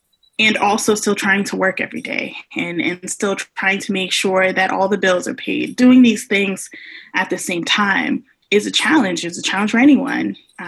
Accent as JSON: {"language": "English", "town": "Brooklyn", "region": "New York", "country": "United States", "accent": "New York", "lives_now": "US South", "said": "So I'm from Bedford-Stuyvesant, New York, which is in Brooklyn. My accent's kind of, you know, calmed down a little bit. I've been in the South for a number of years."}